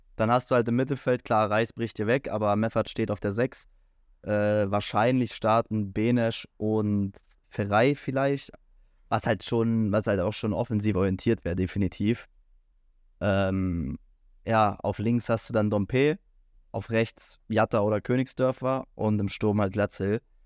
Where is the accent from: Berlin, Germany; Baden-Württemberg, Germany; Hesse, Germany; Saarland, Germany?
Berlin, Germany; ich als äh, Berliner, ich war ja so oft im Stadion